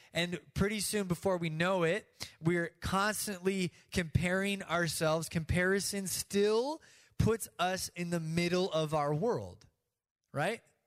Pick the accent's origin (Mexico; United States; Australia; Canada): United States; we do as American Christians